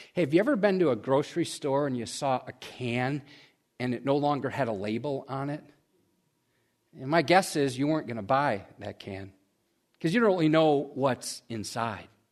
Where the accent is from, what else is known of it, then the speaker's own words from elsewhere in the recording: United States; we as American Christians